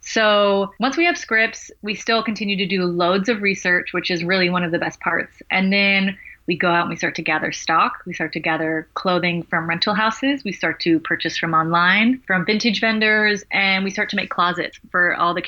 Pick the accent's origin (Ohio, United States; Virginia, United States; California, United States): California, United States; Los Angeles; I'm from Los Angeles